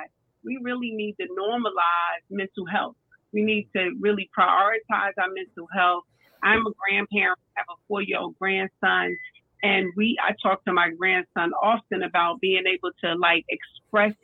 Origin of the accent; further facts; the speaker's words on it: North New Jersey, United States; moved away; I grew up in North New Jersey